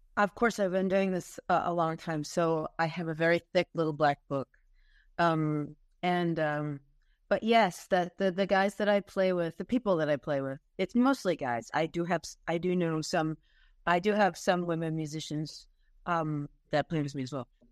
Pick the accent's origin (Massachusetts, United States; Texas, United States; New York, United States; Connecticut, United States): New York, United States; Long Island; I grew up on Long Island